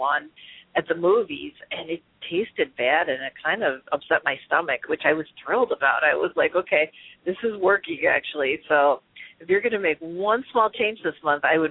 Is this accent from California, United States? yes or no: no; Chicago, Illinois, United States; growing up in the Midwest in Chicago